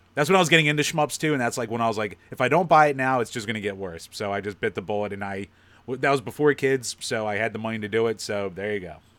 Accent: Philadelphia, Pennsylvania, United States; accent: Philly; my Philly accent

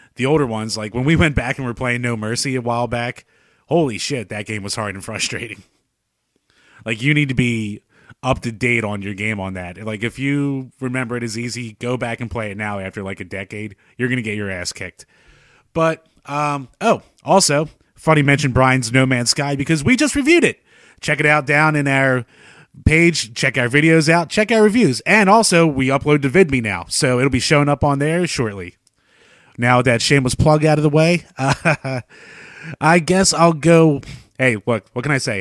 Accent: United States; we grew up in America

